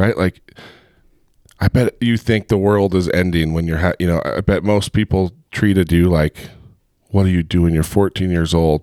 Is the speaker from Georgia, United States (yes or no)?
no; Heber, Utah, United States; I grew up in Heber, and, you know, back in high school in Heber, it was teeny.